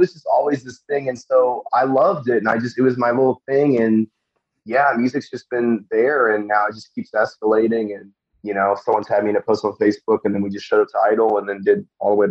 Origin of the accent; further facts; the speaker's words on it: Northern Virginia, United States; moved away; I'm from Northern Virginia, like very like strict. Everything's college, everything's government, everything's comparison. The only thing that we had music-wise was Guitar Center.